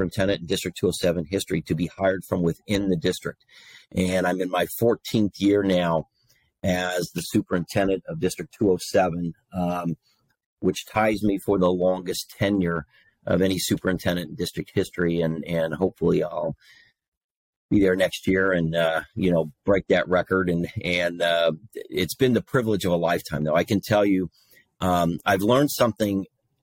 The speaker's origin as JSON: {"language": "English", "town": "Princeton", "region": "Indiana", "country": "United States", "tie": "born or raised there", "also_born_or_lived": "Greencastle, Indiana", "moved": "as an adult", "said": "got recruited back to my hometown of Princeton, Indiana"}